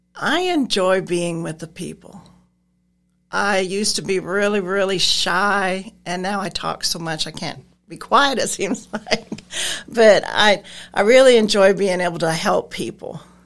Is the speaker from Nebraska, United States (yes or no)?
yes; Nebraska, United States; moved away; I'm originally from Nebraska. I moved down here around forty years ago